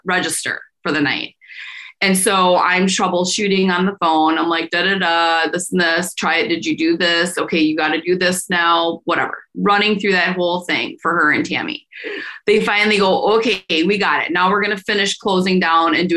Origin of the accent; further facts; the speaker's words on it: Fox Valley, Wisconsin, United States; I was still growing up in the Fox Valley